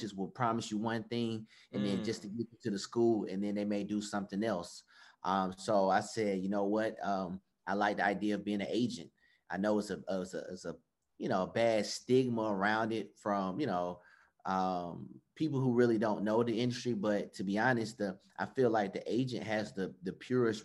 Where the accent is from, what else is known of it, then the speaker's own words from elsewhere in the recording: Atlanta, Georgia, United States; I'm from Atlanta, Georgia